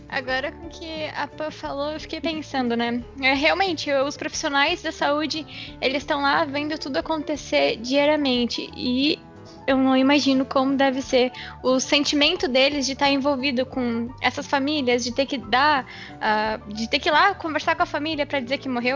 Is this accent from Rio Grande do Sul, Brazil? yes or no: yes; Uruguaiana, Rio Grande do Sul, Brazil; eu moro com os meus pais em Uruguaiana, né? eu sou de, de Uruguaiana